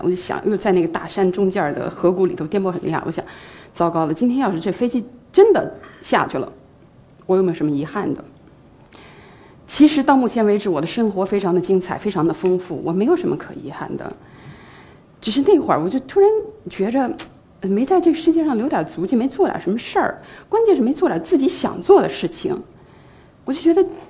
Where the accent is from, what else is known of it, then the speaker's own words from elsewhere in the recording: Yunnan, China; moved away; also born or lived in Hong Kong; 离开了云南，进哈佛，进麦肯锡